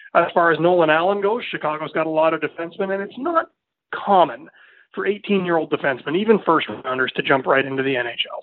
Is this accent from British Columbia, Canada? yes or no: no; Winnipeg, Manitoba, Canada; moved away as an adult; also born or lived in Estevan, Saskatchewan; now in Prince Albert, Canada; I'm born and raised in Winnipeg. I was there for 24 years